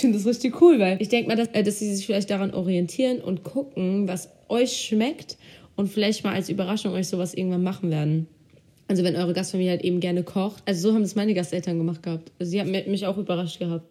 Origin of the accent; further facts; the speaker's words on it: Germany; also born or lived in Turkey; ich komme ja aus zwei Ländern theoretisch, ich bin ja Türkin und Deutsch, also ich lebe in Deutschland, ich bin Türkin